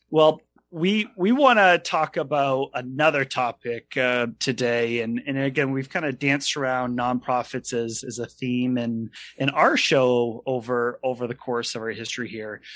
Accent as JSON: {"language": "English", "region": "Maine", "country": "United States", "said": "we're from Maine"}